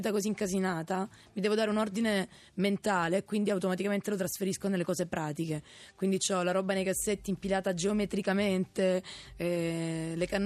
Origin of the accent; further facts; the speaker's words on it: Italy; now in Rome, Italy; La mia famiglia, i miei amici, quelli di sempre, il mio paese, Radeo.